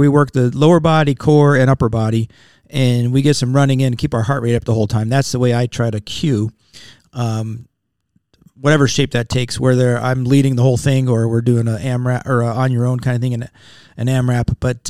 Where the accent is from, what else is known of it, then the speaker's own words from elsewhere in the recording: Wilkes-Barre, Pennsylvania, United States; I was born in Wilkes-Barre, Pennsylvania.